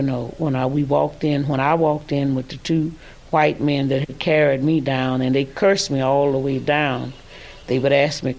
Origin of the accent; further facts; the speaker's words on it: Louisville, Mississippi, United States; I was from Louisville